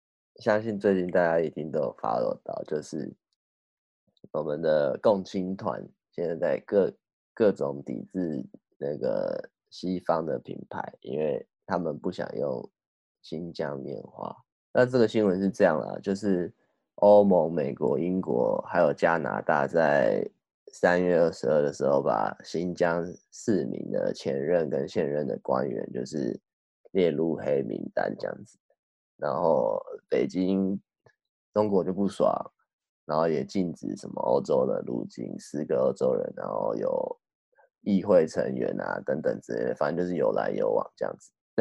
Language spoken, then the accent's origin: Chinese; Taiwan; 因为就我们台湾人去年对早就已经知道说哦，